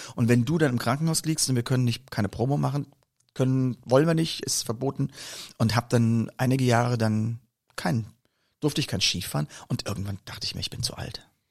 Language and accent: German; Koblenz, Rhineland-Palatinate, Germany; aus der Region, wo ich herkomme, nun aus Koblenz